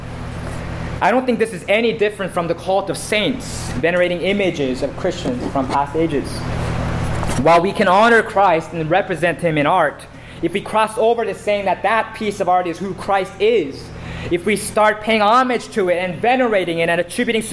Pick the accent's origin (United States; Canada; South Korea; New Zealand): South Korea; moved away; the church that I grew up in South Korea